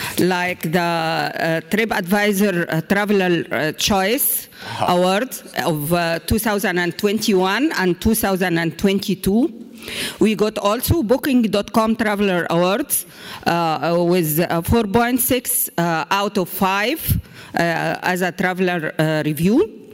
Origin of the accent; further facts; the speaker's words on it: Egypt; from Egypt.